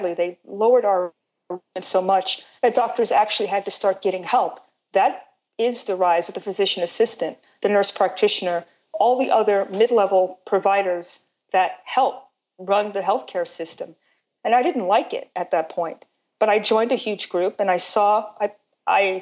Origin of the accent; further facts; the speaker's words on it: New York City, New York, United States; I'm from New York, born in Brooklyn. And as a New Yorker